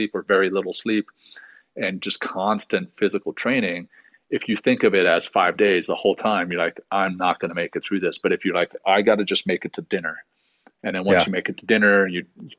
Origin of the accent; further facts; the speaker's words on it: Louisiana, United States; also born or lived in South Africa; growing up in Louisiana, my parents used to take us down to the Gulf Coast every summer